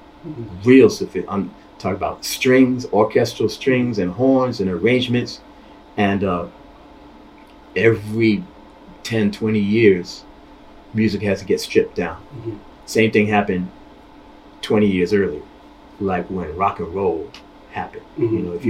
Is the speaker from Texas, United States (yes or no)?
no; New York City, New York, United States; You know, I'm from Queens.